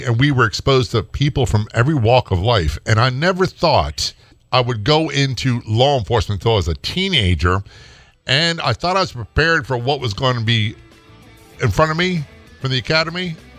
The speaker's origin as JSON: {"language": "English", "town": "Norfolk", "region": "Virginia", "country": "United States", "tie": "born or raised there", "said": "You know, I grew up in a military town. I grew up in Norfolk, Virginia. And, well, I lived everywhere."}